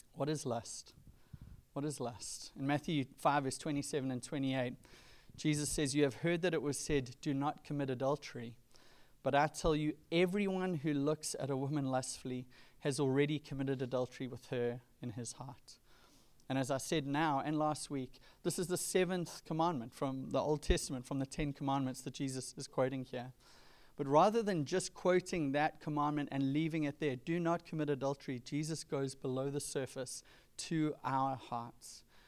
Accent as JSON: {"language": "English", "town": "Durban", "region": "KwaZulu-Natal", "country": "South Africa", "tie": "born or raised there", "moved": "yes", "lives_now": "California, United States", "said": "growing up in Durban on the east coast of South Africa in the nineties"}